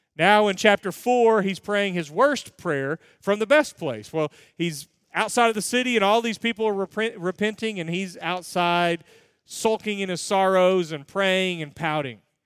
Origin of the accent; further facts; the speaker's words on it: United States; I'm an American